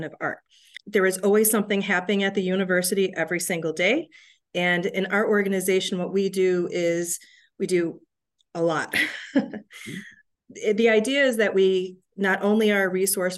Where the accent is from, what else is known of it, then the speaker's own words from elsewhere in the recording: Williamsville, New York, United States; moved away as an adult; also born or lived in Ithaca, New York / Atlanta, Georgia / Orlando, Florida; Born and bred in Western New York. I grew up in Williamsville